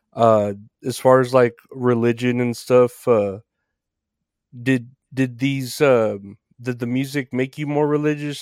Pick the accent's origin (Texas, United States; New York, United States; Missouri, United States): Texas, United States; also born or lived in San Antonio; I'm from Texas too, I'm here in San Antonio.